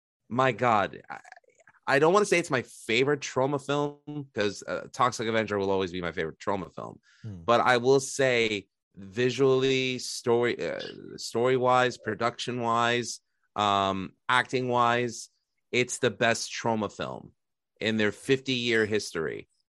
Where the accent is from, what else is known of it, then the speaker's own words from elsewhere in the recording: New York City, New York, United States; my hometown of Astoria, Queens